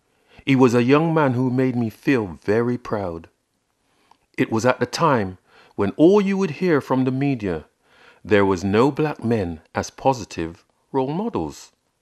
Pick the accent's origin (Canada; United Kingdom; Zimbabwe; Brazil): United Kingdom; England; was very rare seeing black people from the African Caribbean communities throughout the early years of growing up in England, on TV or in the local newspapers.